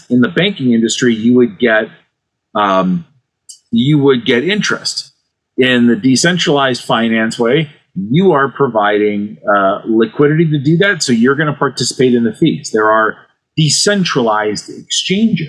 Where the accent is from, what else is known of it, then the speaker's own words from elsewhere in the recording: Cleveland, Ohio, United States; my hometown team, the Cleveland Cavaliers